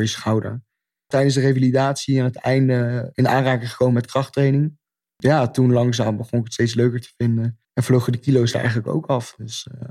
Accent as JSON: {"language": "Dutch", "country": "Netherlands", "said": "als Nederlander"}